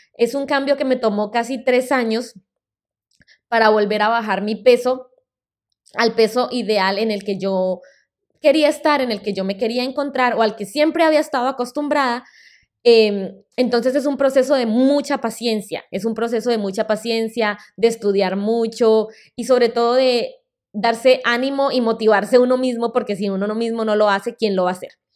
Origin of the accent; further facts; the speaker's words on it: Colombia; first language Spanish; moved away as an adult; also born or lived in Boston, United States; now in United States; En el 2008 volví a Colombia y terminé mi carrera universitaria